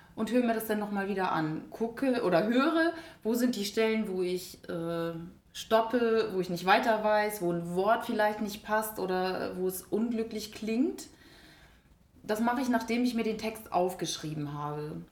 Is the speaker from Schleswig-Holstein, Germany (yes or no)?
yes; Schleswig-Holstein, Germany; Ja, ich bin schon als kleines Mädchen auf Bäume geklettert, höher als die Jungs teilweise. Also wirklich okay. durch, durch Wiesen, wo es hieß, da sind aber Schlangen. Also in Schleswig-Holstein